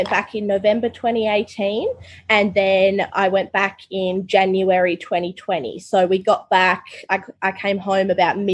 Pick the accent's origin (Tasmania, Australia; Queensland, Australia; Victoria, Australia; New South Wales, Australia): Tasmania, Australia; I grew up in Tasmania, so I just went to government school